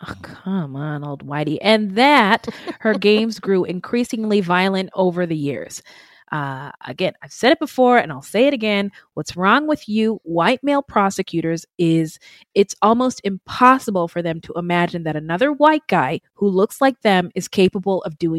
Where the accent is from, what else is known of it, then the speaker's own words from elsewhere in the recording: California, United States; And I'm from California, and my impression of Costa Mesa is it is a very also mostly white town.